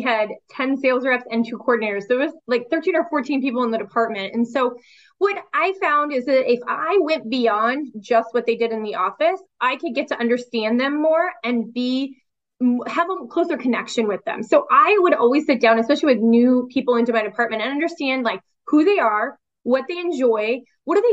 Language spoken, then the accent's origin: English; Seattle, Washington, United States; I grew up in Seattle.